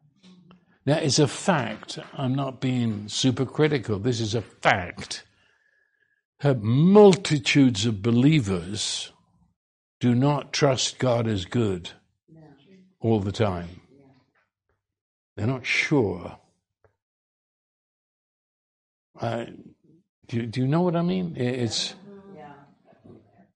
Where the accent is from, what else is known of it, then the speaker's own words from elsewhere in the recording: United Kingdom; I'm Brit.